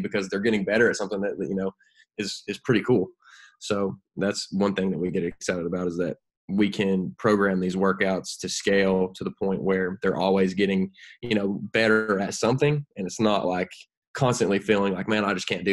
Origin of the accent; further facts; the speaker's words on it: Knoxville, Tennessee, United States; born in Knoxville, so you know, that's my home state